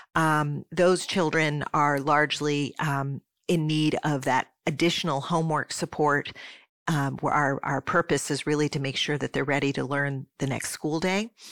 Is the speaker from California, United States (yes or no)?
no; Swarthmore, Pennsylvania, United States; moved away as an adult; also born or lived in Michigan / Saint Paul, Minnesota; my hometown of Swarthmore, Pennsylvania, as the place where we were going to live as a family. So, I spent the vast majority of my youth kindergarten through twelfth grade, um, there